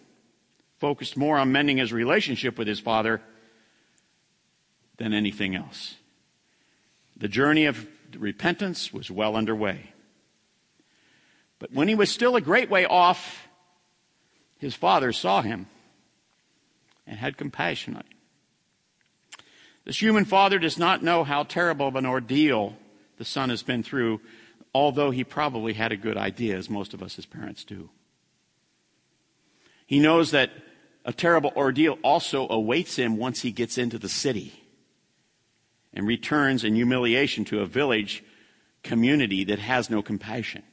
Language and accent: English; United States; I'm an American